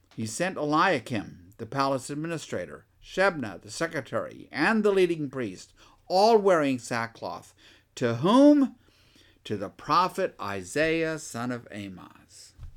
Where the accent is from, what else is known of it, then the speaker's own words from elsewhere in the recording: Texas, United States; I'm a Texan